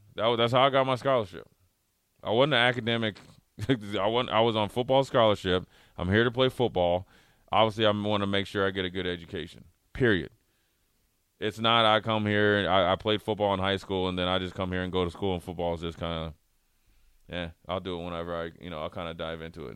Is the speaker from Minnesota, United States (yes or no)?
yes; Minnesota, United States; moved away; also born or lived in Nebraska; growing up in Minnesota